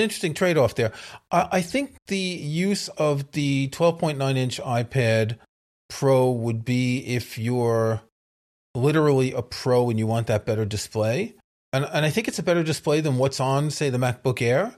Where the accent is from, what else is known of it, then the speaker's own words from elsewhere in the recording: New York City, New York, United States; New York City is my hometown